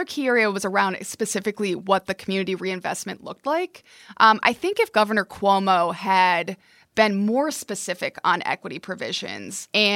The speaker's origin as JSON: {"language": "English", "area": "near Albany", "region": "New York", "country": "United States", "tie": "born or raised there", "said": "I grew up near Albany"}